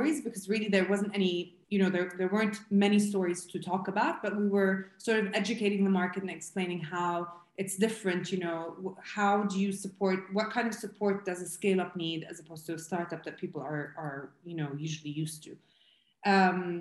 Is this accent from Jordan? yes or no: yes; Jordan; I'm originally from Jordan